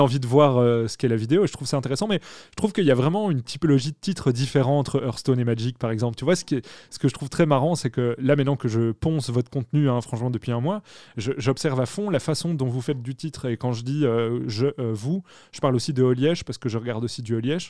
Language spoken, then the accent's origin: French; Belgium; je suis belge, donc je dis pas Twitch.